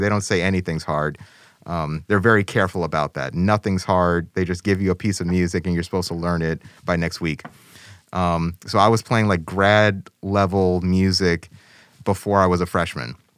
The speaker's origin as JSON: {"language": "English", "town": "Chicago", "region": "Illinois", "country": "United States", "tie": "born or raised there", "said": "I grew up in Chicago"}